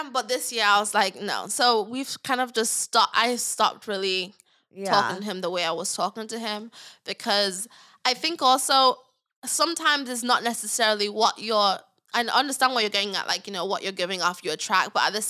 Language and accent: English; England, United Kingdom; moved away; we're both from England, like we both have the African thing, so we're both Christian and in church